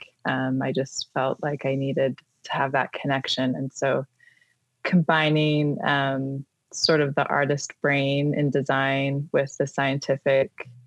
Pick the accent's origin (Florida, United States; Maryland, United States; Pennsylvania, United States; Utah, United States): Utah, United States; Millcreek; I grew up in the Mill Creek area